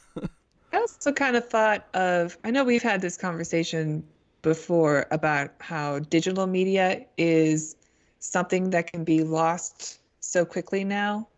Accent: United States

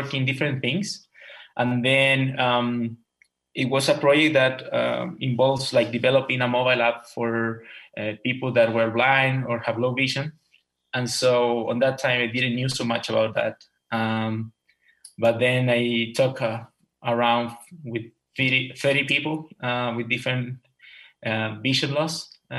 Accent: Chile; moved away as an adult; now in Tampa, United States; I'm 30 years old. I'm an electrical engineer. I'm actually from Chile.

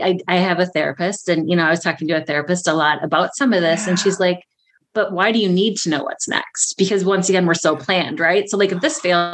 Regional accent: Prescott, Wisconsin, United States; I'm from Prescott, Wisconsin

